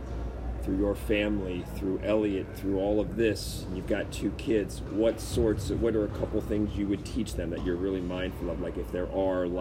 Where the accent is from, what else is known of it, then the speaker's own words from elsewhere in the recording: Baltimore, Maryland, United States; I was from Baltimore